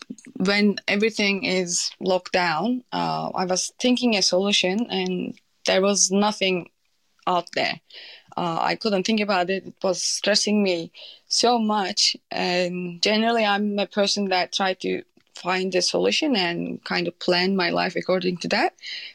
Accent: Turkey; English is a second language; But I'm from Turkey. Turkey is not doing well at the moment.

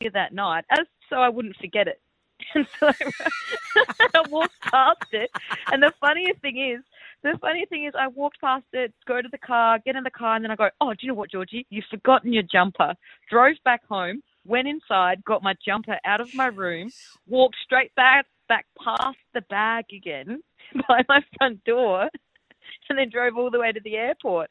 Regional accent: Adelaide, South Australia, Australia; I'm from Adelaide

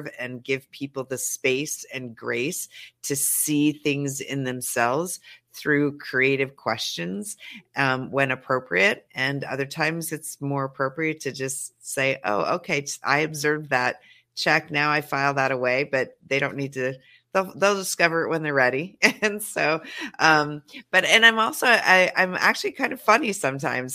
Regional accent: Montana, United States; now in Los Angeles, United States; I am a Montana country girl through and through

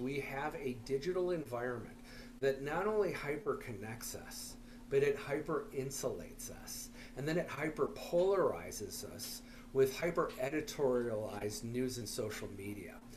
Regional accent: Minneapolis, Minnesota, United States; I'm from Minneapolis

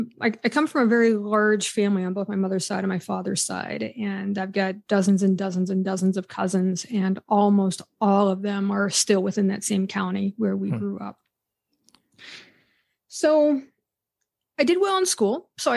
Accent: Pennsylvania, United States; So I grew up in Western Pennsylvania, in a town of about 200 people. It was It was a coal mining area, mostly strip mining. And it's a very large Amish community that surrounded that town.

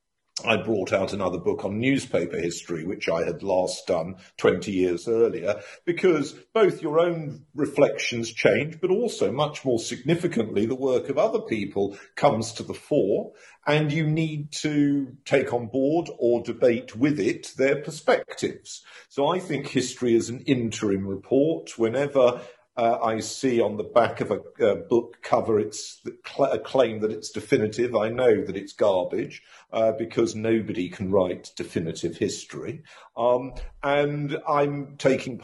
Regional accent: London, United Kingdom; moved away as an adult; also born or lived in Cambridge / Oxford / Durham / Exeter; I was born in London, grew up there, left home to go to be a student

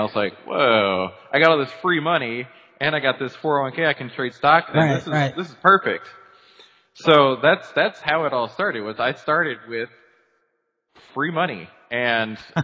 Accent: Dallas, Texas, United States; moved away as an adult; also born or lived in Arkansas; So moved back to Texas. I'm originally from the Dallas area

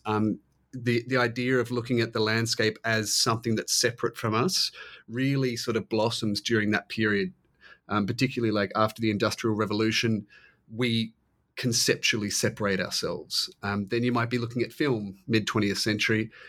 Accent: Australia; I'm Australian

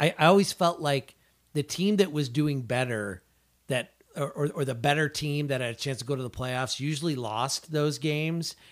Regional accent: Wilmington, Illinois, United States; I grew up in Wilmington

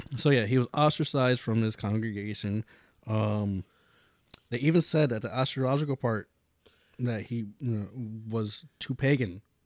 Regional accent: Pennsylvania, United States; we're from Appalachia

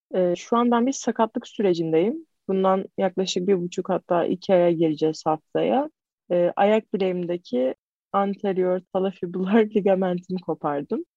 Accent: İzmir, Turkey; ben İzmirliyim. Karşıya kalıyım.

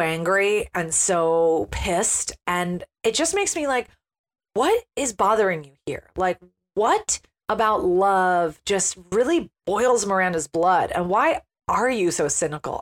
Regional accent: United States; as an American

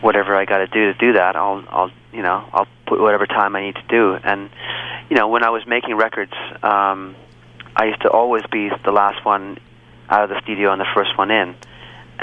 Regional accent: Vancouver, British Columbia, Canada; I'm from Vancouver.

